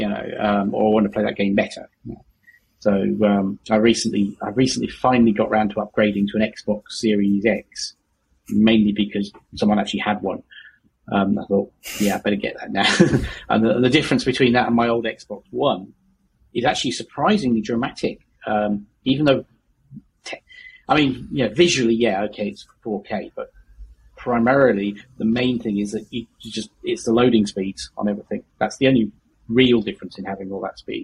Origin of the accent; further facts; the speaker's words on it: Yorkshire and the Humber, United Kingdom; I'm from Yorkshire.